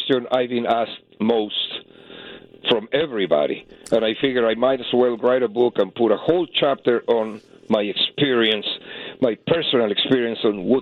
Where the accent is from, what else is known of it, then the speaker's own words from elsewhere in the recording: Mexico City, Mexico; moved away; I'm from Mexico City